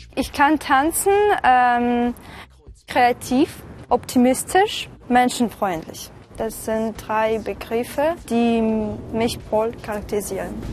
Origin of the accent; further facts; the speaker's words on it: Novosibirsk, Novosibirsk Oblast, Russia; German is a second language; ich komme aus dem Herzen Sibiriens. Also die Stadt heißt Novosibirsk.